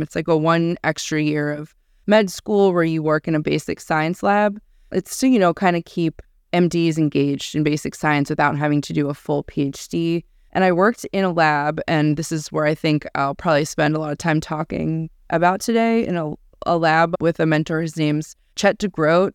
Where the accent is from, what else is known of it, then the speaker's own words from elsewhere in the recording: Pittsburgh, Pennsylvania, United States; I was born in Pittsburgh, Pennsylvania